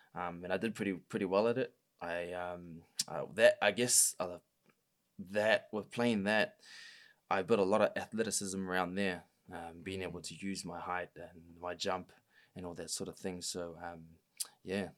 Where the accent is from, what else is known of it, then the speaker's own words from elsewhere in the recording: Auckland, New Zealand; I grew up in South Auckland